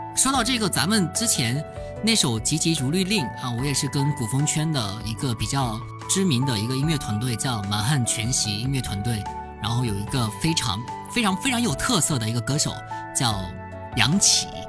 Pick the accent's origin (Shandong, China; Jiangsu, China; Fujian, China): Fujian, China; 我是福建人